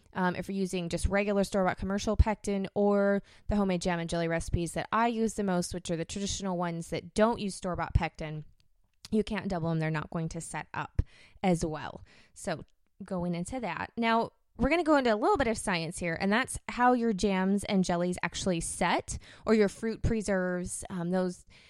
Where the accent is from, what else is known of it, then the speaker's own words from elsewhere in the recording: United States; I'm from America